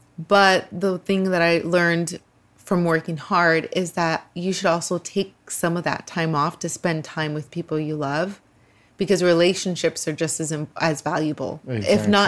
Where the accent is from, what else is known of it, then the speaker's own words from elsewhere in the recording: Los Angeles, California, United States; I grew up in a very poor neighborhood here in LA.